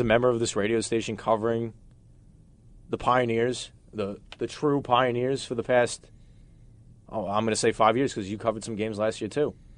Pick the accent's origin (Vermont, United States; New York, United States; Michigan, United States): New York, United States; as a New Yorker